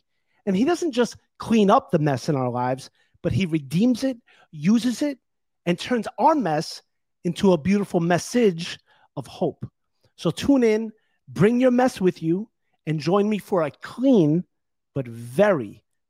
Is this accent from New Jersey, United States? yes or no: yes; Garfield, New Jersey, United States; Oh, this town, Garfield, New Jersey.